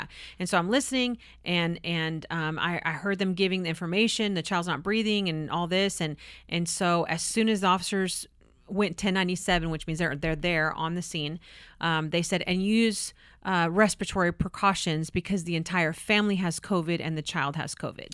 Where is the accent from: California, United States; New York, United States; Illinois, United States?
California, United States; moved away; I'm from California.